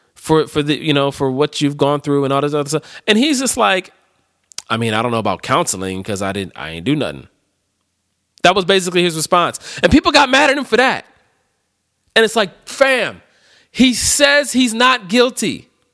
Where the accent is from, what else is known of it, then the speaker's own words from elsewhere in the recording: Cleveland, Ohio, United States; I'm born and raised in Cleveland